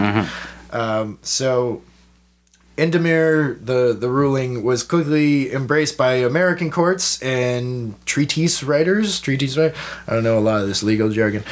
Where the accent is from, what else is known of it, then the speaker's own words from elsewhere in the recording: Toronto, Ontario, Canada; we're from Toronto